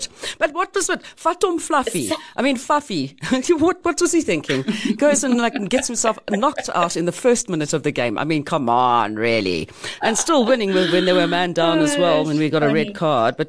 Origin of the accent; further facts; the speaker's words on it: South Africa; we're proudly South African